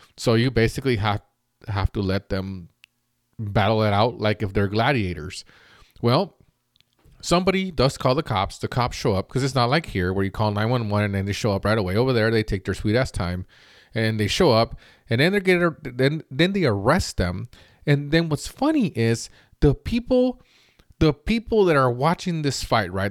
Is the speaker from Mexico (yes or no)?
yes; Mexico; now in United States; I grew up in an okay neighborhood growing up in Mexico where before we moved to the United States